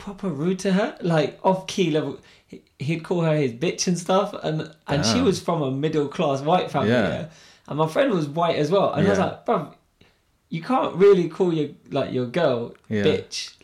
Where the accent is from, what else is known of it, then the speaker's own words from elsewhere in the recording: Slough, South East England, United Kingdom; accent: Slough; I'm from Slough and I obviously speak like I'm from Slough most of the time